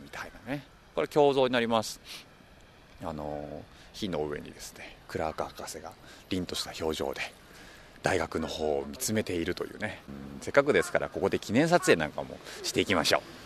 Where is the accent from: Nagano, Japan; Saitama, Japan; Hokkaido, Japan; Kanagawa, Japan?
Hokkaido, Japan; Sapporo; moved away; 私のふるさと北海道は札幌にやってまいりました